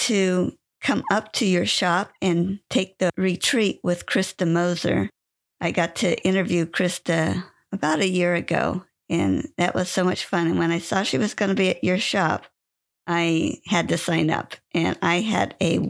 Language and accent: English; Westminster, California, United States; I was born in Westminster.